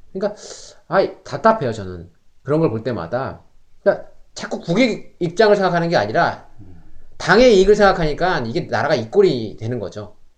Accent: South Korea; now in Canada; 우리도 뭐 한국 사람들

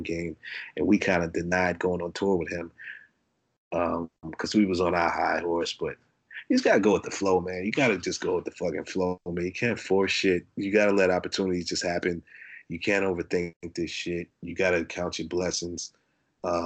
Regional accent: Brooklyn, New York, United States; moved away; also born or lived in Ohio / Florida / Arizona / Los Angeles; I'm from Brooklyn, but I grew up in Brooklyn. My mom is from Ohio, so I've been between New York and Ohio

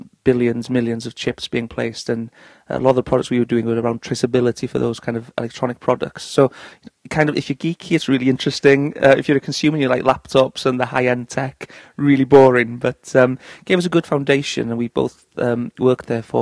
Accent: North Wales, United Kingdom; moved away as an adult; now in Manchester, United Kingdom; we're both from North Wales originally, and have set up a base in Manchester for 3 years now

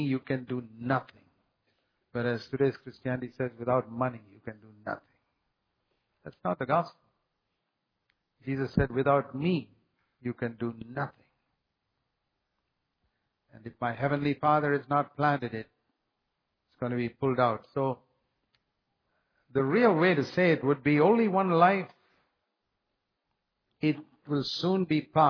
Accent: India; I come from India, which is considered a third world country

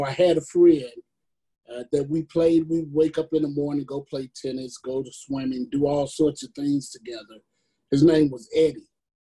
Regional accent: Chicago, Illinois, United States; now in Lexington, United States; I grew up in Chicago, and Chicago is probably one of the most racially segregated cities

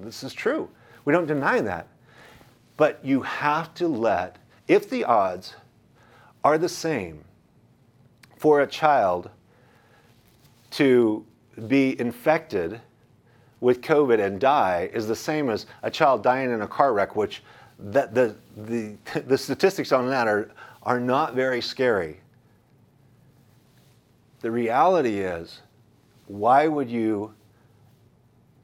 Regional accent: United States; as an American, as a Christian, as an American, as a patriot

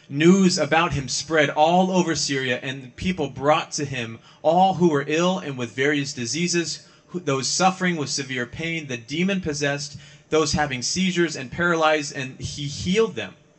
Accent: Ohio, United States; moved away; also born or lived in California / Arizona; I grew up mostly in Ohio, but I've lived in California and I've also lived in Arizona

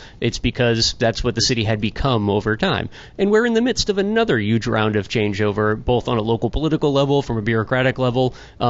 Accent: Worcester, Massachusetts, United States; people who I grew up with in the Catholic Church in Worcester

